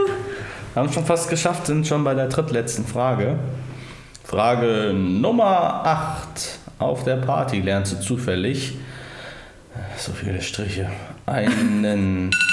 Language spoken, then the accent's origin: German; Thuringia, Germany; ich komme aus Döringen